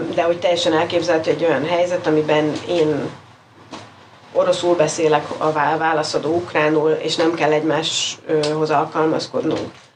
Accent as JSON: {"language": "Hungarian", "country": "Hungary", "first_language": "Hungarian", "moved": "yes"}